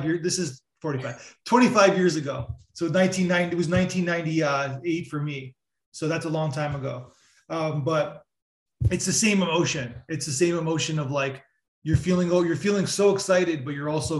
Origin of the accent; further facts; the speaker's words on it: Canada; moved away as an adult; also born or lived in New York City; I'm Canadian, so it's not the same thing, but I'm from a very small town in Canada